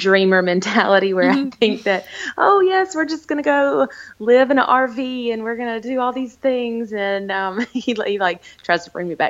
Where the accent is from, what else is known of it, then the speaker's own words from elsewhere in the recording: the South, United States; I'm from the South